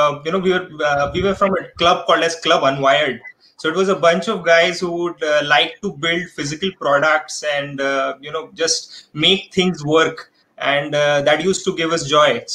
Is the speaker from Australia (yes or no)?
no; Thane, Maharashtra, India; also born or lived in Mumbai / Kerala; now in Pune, India; was born in Dadar, Mumbai, grew up around Thane, studied in Kerala, and then work brought me to Pune